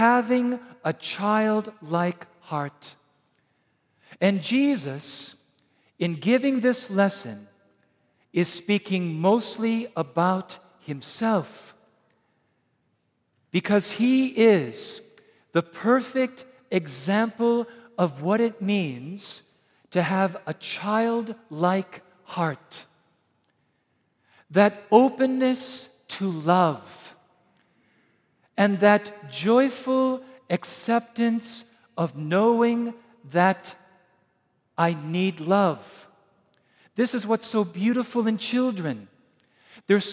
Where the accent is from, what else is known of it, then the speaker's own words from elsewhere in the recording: Wisconsin, United States; I'm from Wisconsin